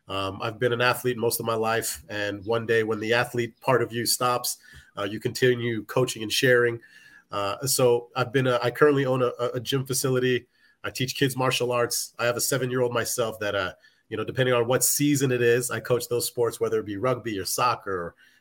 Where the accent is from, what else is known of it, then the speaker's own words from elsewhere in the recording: Hawaii, United States; Being an athlete as a kid, growing up in Hawaii, you play football, that's what everybody does.